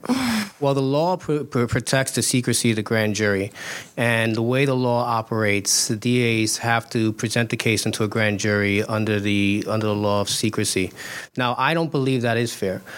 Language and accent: English; New York City, New York, United States; also born or lived in Queens Village, Queens; I live in Queens Village with my wife and my children, but I grew up in East New York, Brooklyn